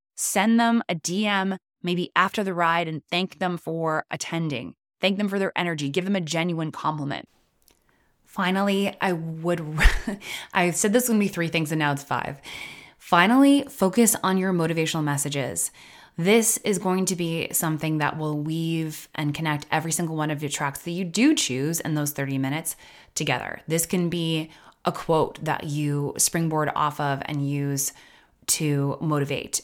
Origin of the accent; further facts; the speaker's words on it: Canada; I'm Canadian